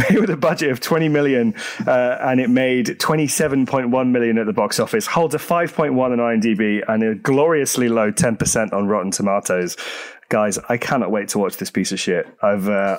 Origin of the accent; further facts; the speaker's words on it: Jersey; my hometown, Jersey in the Channel Islands